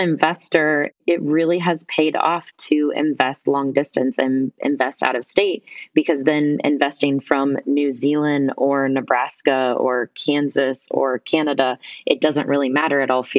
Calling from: Guatemala; Right now I'm calling in from Guatemala.

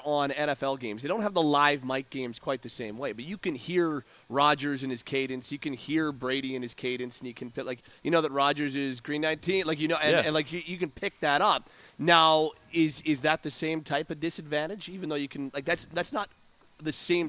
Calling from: Alberta, Canada; So, Bo, I'm listening from Bullhorn, which is down by Cardston, which is a long ways away.

